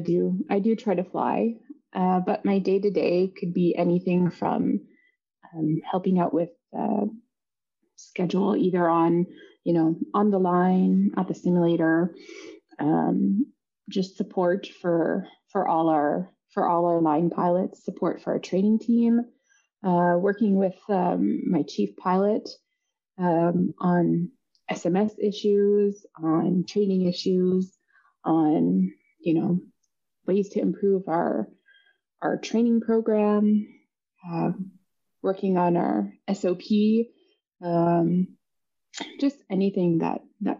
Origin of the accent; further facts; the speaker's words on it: Inukjuak, Quebec, Canada; I always love going to my hometown. So when I go to Inukjuak, I always love landing there.